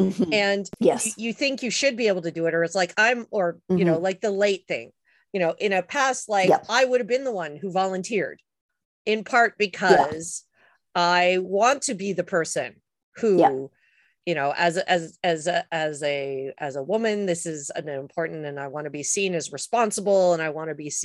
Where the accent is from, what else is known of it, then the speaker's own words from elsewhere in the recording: Quebec, Canada; I grew up in Quebec where literally everyone is late for everything